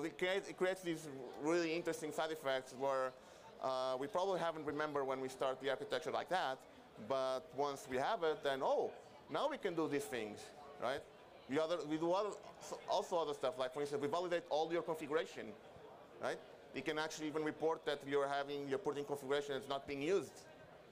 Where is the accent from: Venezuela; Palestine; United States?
Venezuela; now in Portugal; I'm from Venezuela. I live in Portugal